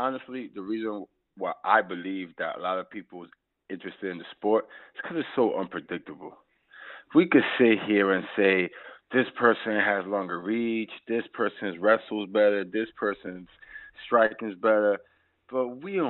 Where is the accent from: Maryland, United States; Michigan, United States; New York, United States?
New York, United States; New York City; I grew up in New York City